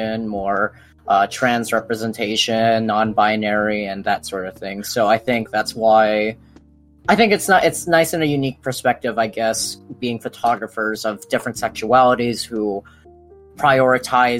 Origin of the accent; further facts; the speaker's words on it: Maui, Hawaii, United States; I grew up in Hawaii, Maui